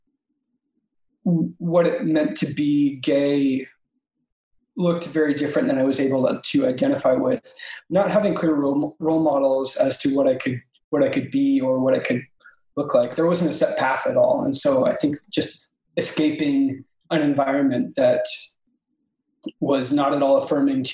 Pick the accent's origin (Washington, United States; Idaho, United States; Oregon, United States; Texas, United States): Washington, United States; born or raised there; moved away as an adult; also born or lived in Alaska; now in Seattle, United States